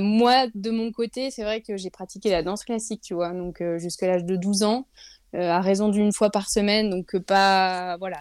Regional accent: Lille, Hauts-de-France, France; moved away as an adult; now in Lyon, France; je suis jamais remontée euh, à Lille parce que je suis lilloise de native lilloise. De, voilà exactement du nord je suis une ch'ti

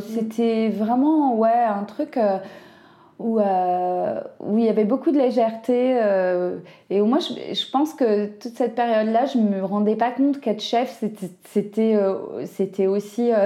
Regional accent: Brittany, France; je connais bien la Bretagne, je suis bretonne

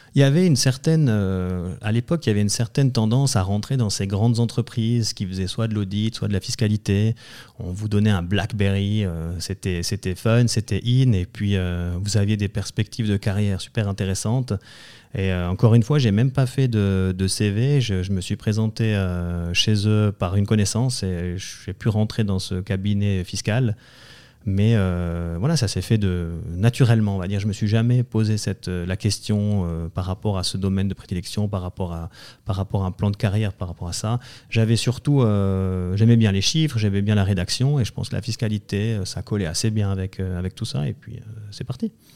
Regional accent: Valais, Switzerland; je suis originaire du canton du Valais

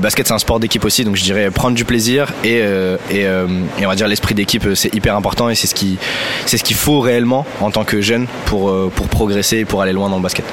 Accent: France; En tant que Français

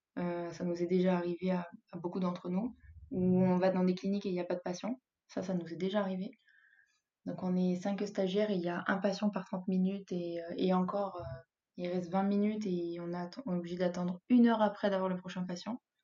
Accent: Grenoble, Auvergne-Rhône-Alpes, France; moved away as an adult; now in Spain; moi, je viens de Grenoble, donc euh, des montagnes, on en a partout

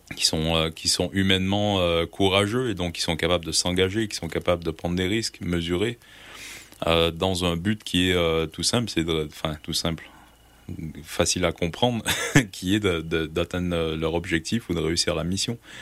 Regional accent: Gaspésie, Quebec, Canada; also born or lived in Brussels, Belgium; now in France; j'ai grandi en Gaspésie

